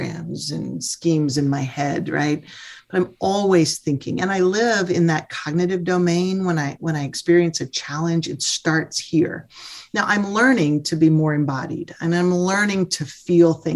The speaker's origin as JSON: {"language": "English", "region": "Mississippi", "country": "United States", "said": "I'm a Mississippi girl. I'm a Southerner"}